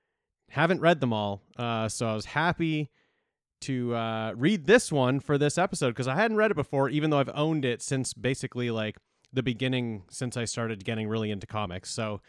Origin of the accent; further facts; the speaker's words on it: Canada; Yeah, we're just like we're the little brothers to the States.